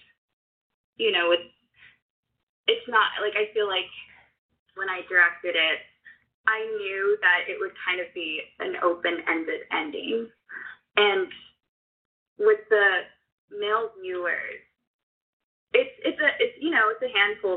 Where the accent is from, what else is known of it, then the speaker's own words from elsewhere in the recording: United States; as a young woman growing up in America today